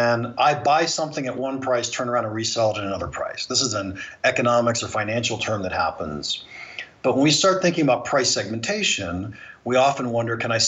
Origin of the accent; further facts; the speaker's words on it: Ohio, United States; moved away; also born or lived in California; I was born and raised in Ohio. And in the early 1980s, I moved to California